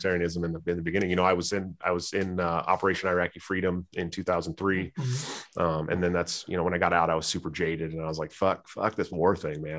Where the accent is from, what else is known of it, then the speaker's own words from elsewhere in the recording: San Francisco Bay Area, California, United States; I grew up in right outside of Stockton, Oakland, Antioch, California. I'm from their neighborhood.